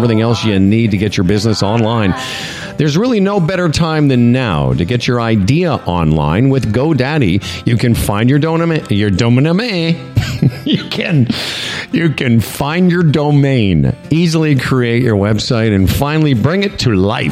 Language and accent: English; Moose Jaw, Saskatchewan, Canada; moved away as an adult; also born or lived in Eastern Canada; I come from Saskatchewan, the first province in the country to ever elect an NDP government